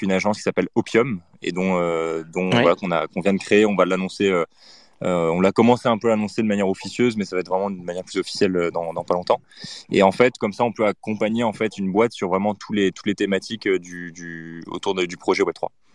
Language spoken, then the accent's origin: French; France; now in Paris, France; on est français et qu'on est à Paris